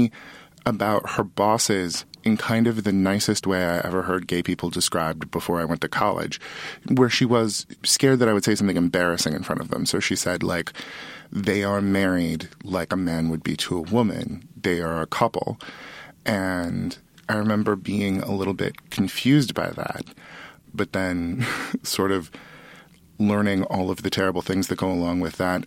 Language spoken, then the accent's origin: English; Sutter County, California, United States; I'm from Sutter County, California